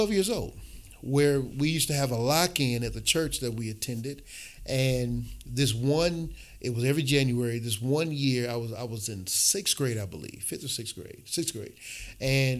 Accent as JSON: {"language": "English", "town": "Milwaukee", "region": "Wisconsin", "country": "United States", "tie": "born or raised there", "also_born_or_lived": "Chicago", "said": "I grew up here in Milwaukee, born in Chicago, but raised here in Milwaukee"}